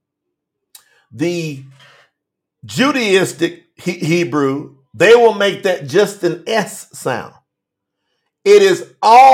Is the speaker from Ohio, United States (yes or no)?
no; Kentucky, United States; moved away as an adult; now in Colombia; I live in South America, but I represent Kentucky as well. That's where I'm from.